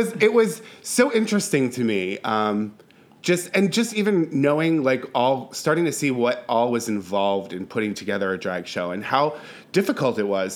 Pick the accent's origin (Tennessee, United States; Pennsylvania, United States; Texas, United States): Pennsylvania, United States; Bethlehem; now in Philadelphia, United States; I'm from Bethlehem, Pennsylvania